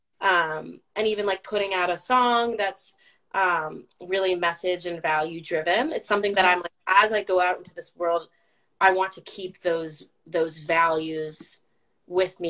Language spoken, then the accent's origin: English; Florida, United States; I grew up in Florida